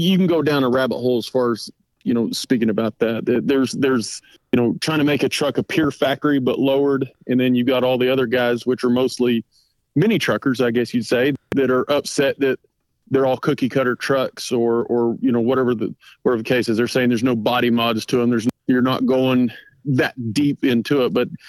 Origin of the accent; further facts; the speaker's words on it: Choctaw, Oklahoma, United States; I was born and raised here in Choctaw